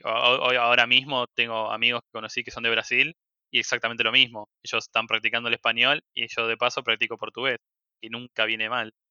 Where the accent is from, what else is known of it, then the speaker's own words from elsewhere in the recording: Argentina; Acá en Argentina